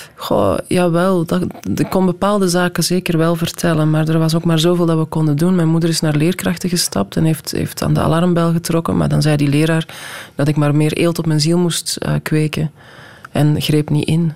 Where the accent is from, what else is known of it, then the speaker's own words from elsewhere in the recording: Belgium; also born or lived in Netherlands; ik ben in Nederland geboren, onmiddellijk naar België gekomen. Dan heb ik twee of drie jaar in Nederland gewoond. en zijn we terug naar België gekomen.